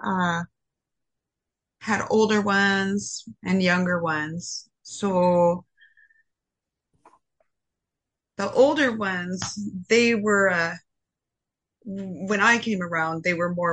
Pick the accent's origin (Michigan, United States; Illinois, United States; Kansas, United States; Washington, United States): Washington, United States; also born or lived in Spokane, Washington / Seattle, Washington; now in Minneapolis, United States; I was born in Spokane, Washington